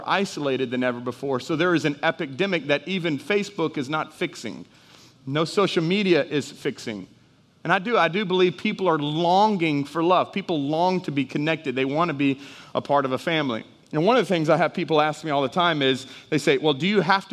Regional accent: Houston, Texas, United States; moved away as an adult; also born or lived in Dallas, Texas; now in Jennings, United States; I'm a Houston boy. I was raised in Houston. I was raised in Dallas, so I was big city

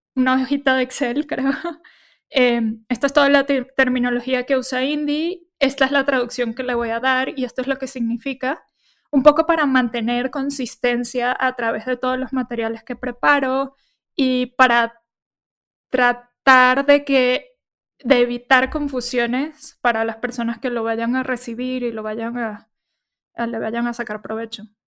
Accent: Caracas, Venezuela; moved away as an adult; now in Mexico City, Mexico; nací en Venezuela, estuve viviendo en Caracas.

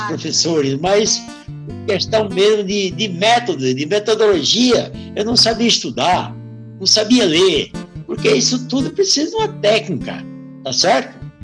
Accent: Seridó, Rio Grande do Norte, Brazil; moved away; sou nordestino do Seridó, região do, norte, do, Rio Grande do Norte

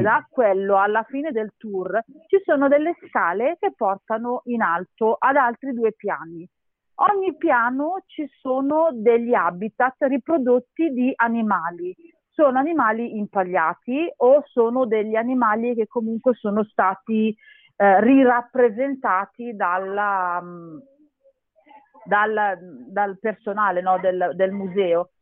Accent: Castellammare di Stabia, Campania, Italy; now in Milan, Italy; noi veniamo dalla provincia di Napoli, Castellammare

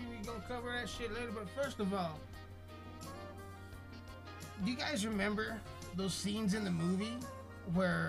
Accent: Colorado, United States; I'm from Colorado

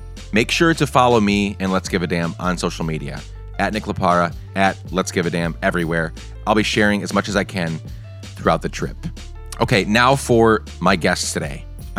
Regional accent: Guatemala; As some of you may know, I grew up in Guatemala.

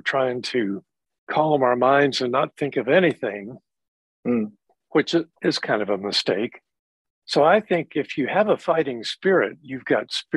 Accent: Kentucky, United States; I grew up in Kentucky in the Bible Belt.

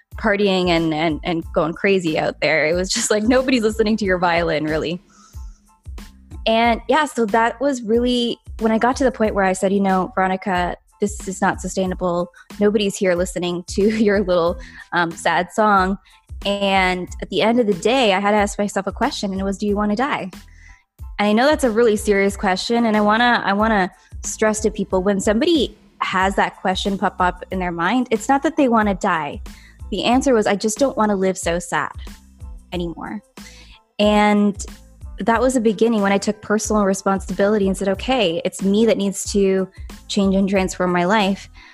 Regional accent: Canada; I'm from Canada

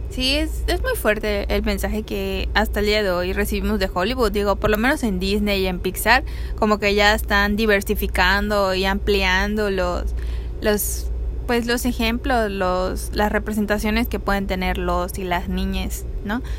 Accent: Mexico; nosotros mismos como mexicanos

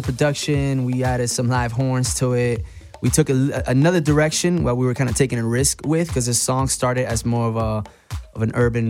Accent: Orlando, Florida, United States; also born or lived in Puerto Rico; and we grew up in Orlando, actually. We were born in Puerto Rico, but you know, in our teenage years, we moved to Orlando.

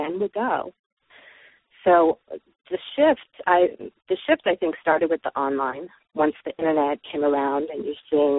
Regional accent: Los Angeles, California, United States; I'm from the San Fernando Valley, which in California, which is the heart of the sex toy industry

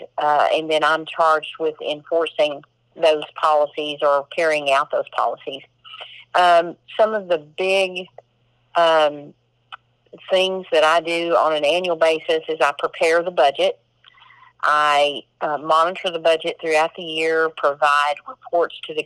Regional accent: Corsicana, Texas, United States; also born or lived in Fairfield, Texas; I was born in Corsicana. I attended high school in Fairfield. I attended Navarra College

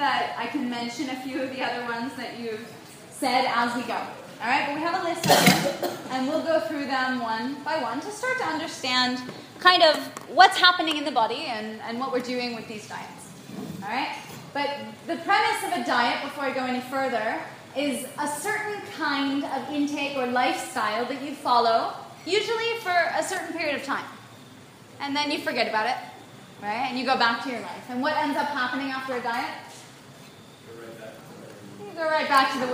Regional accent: United States; I was born in the United States

